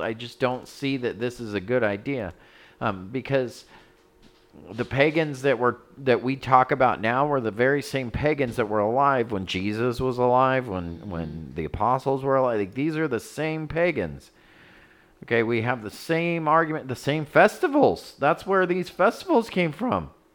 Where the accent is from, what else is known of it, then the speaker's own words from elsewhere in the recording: United States; I'm American.